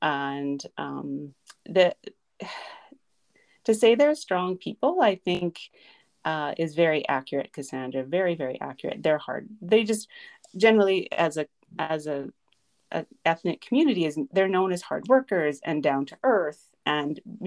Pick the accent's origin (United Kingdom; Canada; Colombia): Canada; Saskatoon, Saskatchewan; moved away as an adult; I was born in Saskatoon. I lived there till I was about 20